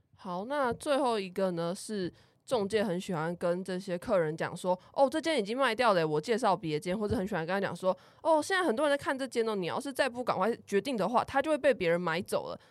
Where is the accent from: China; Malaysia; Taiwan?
Taiwan; Kaohsiung; 我就是高雄的家